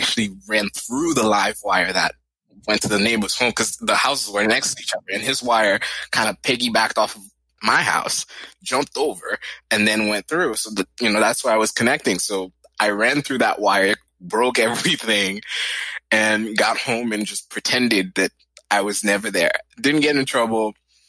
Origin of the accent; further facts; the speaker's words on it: Boston, Massachusetts, United States; born there; First, my brother was born in New York. I was born in Boston.